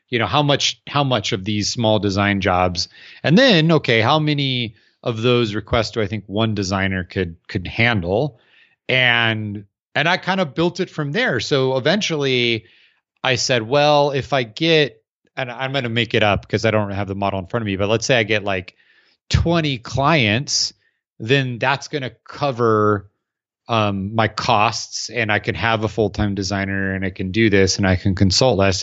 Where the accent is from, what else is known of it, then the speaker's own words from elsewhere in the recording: Arizona, United States; I'm from Arizona, so they don't, we don't have stacked together buildings